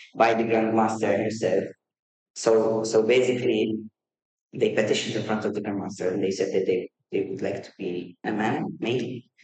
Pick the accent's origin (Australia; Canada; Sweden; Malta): Malta; first language Maltese; English is a second language; in Maltese, you know, in our mother tongue